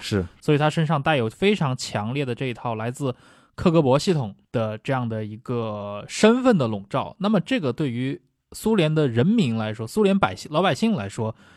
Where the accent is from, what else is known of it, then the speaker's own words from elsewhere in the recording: China; 这个我们中国人可能也很熟悉啊